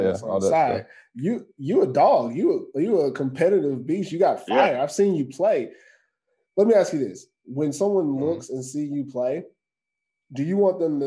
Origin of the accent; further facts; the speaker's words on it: United States; now in Finland; being an American here